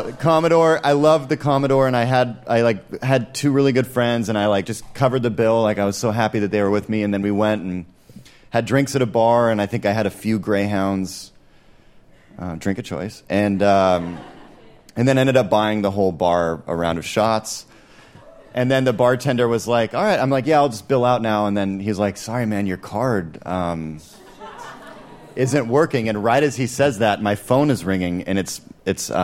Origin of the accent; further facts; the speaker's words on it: Seattle, Washington, United States; I'm from Seattle